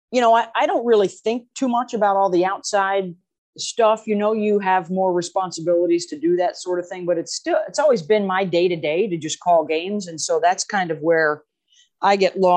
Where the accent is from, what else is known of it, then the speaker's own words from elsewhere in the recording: Syracuse, New York, United States; we didn't have pro teams growing up in Syracuse